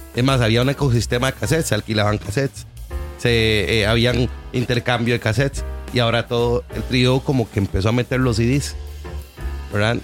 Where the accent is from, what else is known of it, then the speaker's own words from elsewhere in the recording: San José, Costa Rica; also born or lived in Pérez Zeledón; nosotros nos crecimos en San Sebas